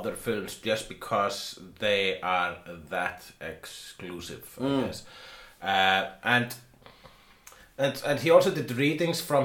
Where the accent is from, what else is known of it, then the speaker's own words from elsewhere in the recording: Iceland; I am an Icelandian